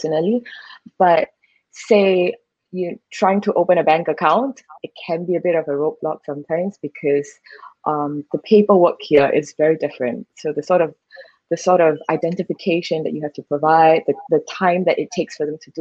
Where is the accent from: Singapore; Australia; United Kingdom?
Singapore; moved away as an adult; now in Thailand; it is my home country after all, so I know it like the back of my hand